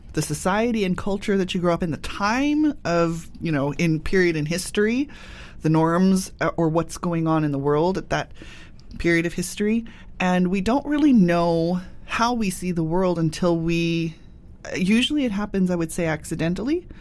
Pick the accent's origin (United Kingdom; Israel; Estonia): United Kingdom; moved away; I immigrated in, within my lifetime. Doesn't really matter. I'm British.